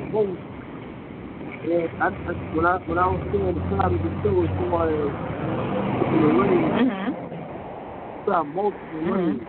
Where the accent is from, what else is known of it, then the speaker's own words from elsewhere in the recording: New York City, New York, United States; moved away; I'm from Brooklyn